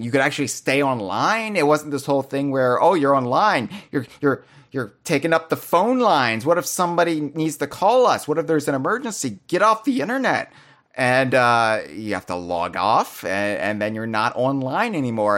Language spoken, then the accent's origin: English; United States; I was a sheltered American youth. who didn't really have much exposure, you know, outside of my home country at the time